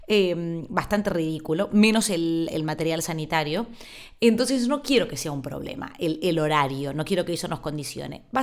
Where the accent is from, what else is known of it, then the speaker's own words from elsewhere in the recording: Argentina; now in Spain; Yo a esa isla llegué desde Argentina sin saber ni siquiera que se hablaba en un idioma que era distinto al castellano.